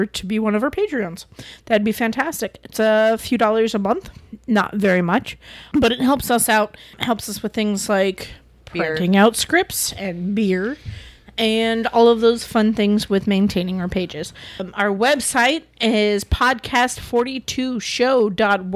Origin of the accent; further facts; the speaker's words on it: Washington, United States; now in Florida, United States; now I live in Florida, but I'm originally from Washington State